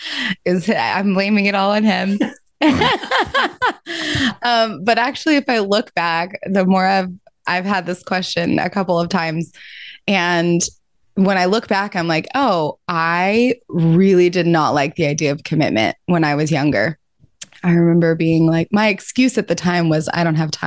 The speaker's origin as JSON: {"language": "English", "region": "Georgia", "country": "United States", "said": "I'm from Georgia and was raised in the Methodist church"}